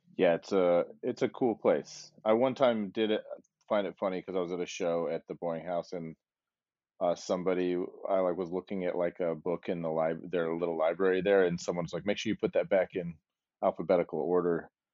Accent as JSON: {"language": "English", "region": "Arizona", "country": "United States", "tie": "born or raised there", "also_born_or_lived": "Salt Lake City, Utah", "moved": "as an adult", "lives_now": "New York, United States", "said": "I moved here from Salt Lake City, Utah, but I grew up in a small town in Arizona"}